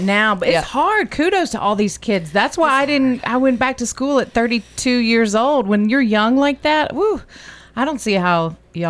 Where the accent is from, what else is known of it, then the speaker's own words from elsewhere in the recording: Oxford, Mississippi, United States; I'm from Oxford, Mississippi, so Memphis, grew up going there.